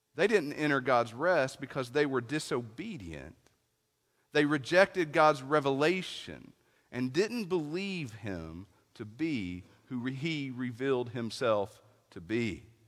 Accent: East Tennessee, United States; I was raised in East Tennessee

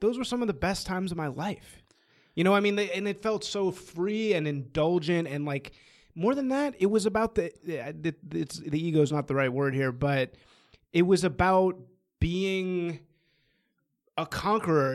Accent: Bloomsburg, Pennsylvania, United States; I was actually born in Bloomsburg, Pennsylvania

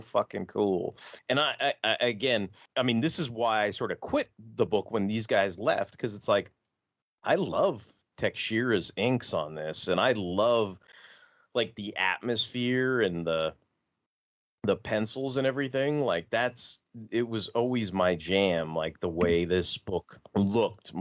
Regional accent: New York City, New York, United States; I was born in Brooklyn

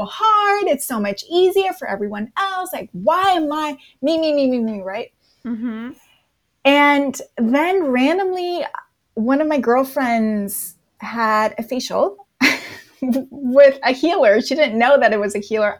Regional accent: Napa, California, United States; moved away as an adult; now in Los Angeles, United States; So I'm in Los Angeles and I grew up in Napa, California

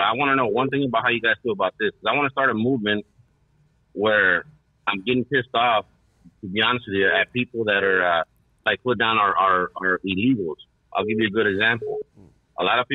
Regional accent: Los Angeles, California, United States; I'm from the city

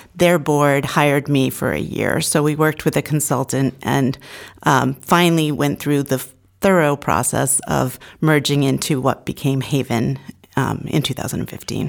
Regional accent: Portsmouth, New Hampshire, United States; I grew up in the Seacoast area

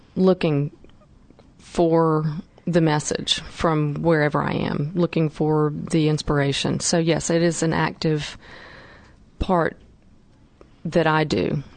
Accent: North Carolina, United States; my background and growing up in North Carolina

